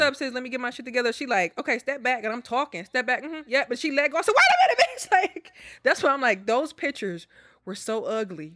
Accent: Milwaukee, Wisconsin, United States; now in Houston, United States; I'm from Milwaukee, but I live in Houston

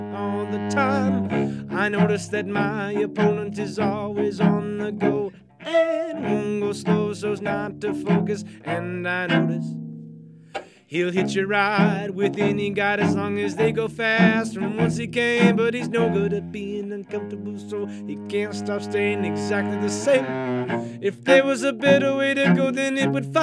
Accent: Kentucky, United States; all the multi-genre stuff that I grew up with here in Kentucky

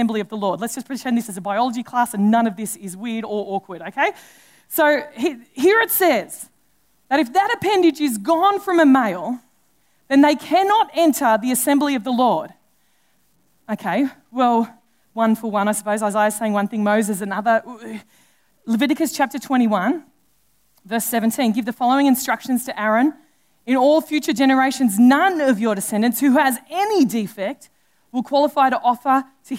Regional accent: Australia; being an Australian

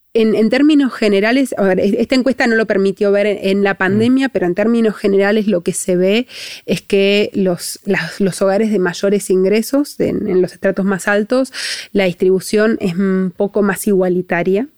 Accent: Argentina

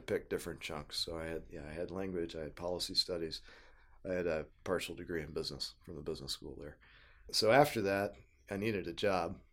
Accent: Tulsa, Oklahoma, United States; moved away as an adult; also born or lived in Missouri; I grew up in Tulsa, Oklahoma

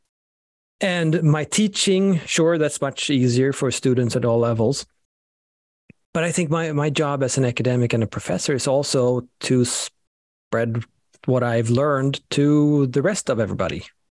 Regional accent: Sweden; moved away; I'm from Sweden, so both of my names, unfortunately, are very Scandinavian

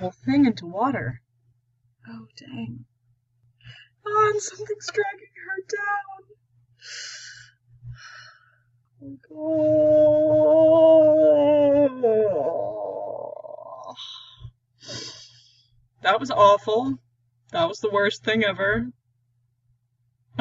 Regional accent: Texas, United States; I am from Texas, in case y'all didn't know. So I do say y'all

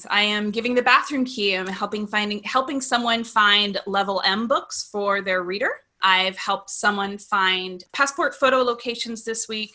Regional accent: outside of Seattle, Washington, United States; now in Seattle, United States; I was born and raised outside of Seattle and ended up moving right back to my hometown

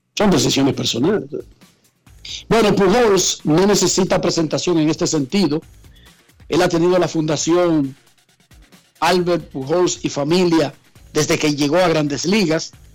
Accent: Dominican Republic; Yo soy dominicano

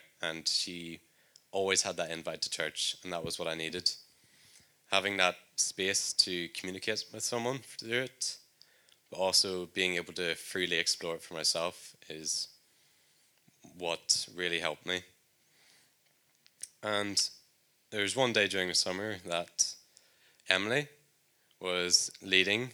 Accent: Northern Ireland, United Kingdom; moved away as an adult; If you couldn't tell by my accent, I'm from Northern Ireland

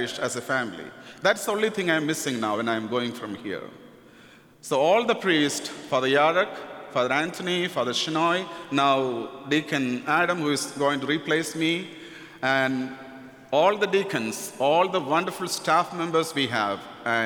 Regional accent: India; accent: Indian; English is a second language; moved away as an adult; my Indian accent.

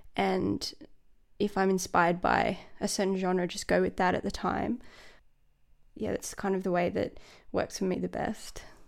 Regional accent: Sydney, New South Wales, Australia; moved away as an adult; also born or lived in Dublin, Ireland; now in Melbourne, Australia; born in Sydney, and my parents are from Dublin

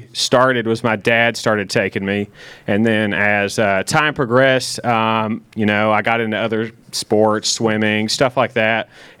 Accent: Powell, Tennessee, United States; I am from Powell, Tennessee, which is north of Knoxville, Tennessee. Yeah. I grew up there, went to elementary, middle school, and high school.

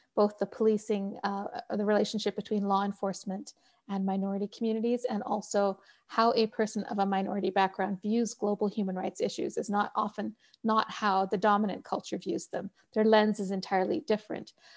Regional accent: Canada; moved away as an adult; also born or lived in Pakistan (family); now in Colorado, United States; I'm Canadian

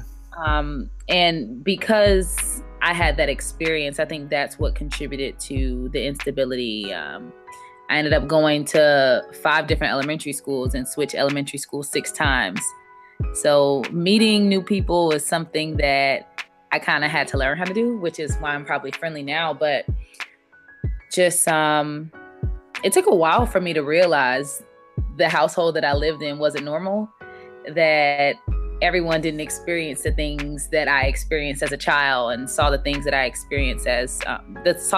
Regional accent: Miami, Florida, United States; moved away as an adult; also born or lived in Augusta, Georgia; growing up in Miami generally was a little difficult just because of instability.

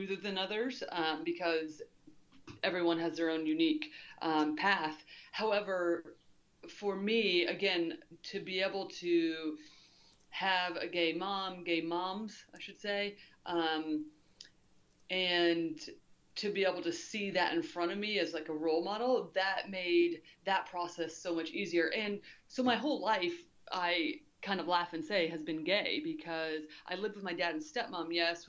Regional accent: Indiana, United States; growing up in Indiana at a really time in the 80s

